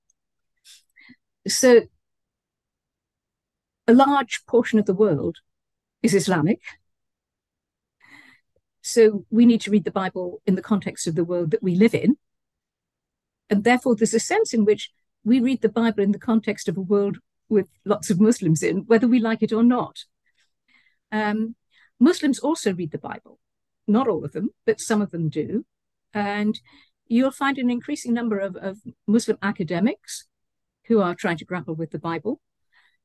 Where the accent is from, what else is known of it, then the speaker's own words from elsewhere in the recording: United Kingdom; also born or lived in Malaysia; my hometown in the UK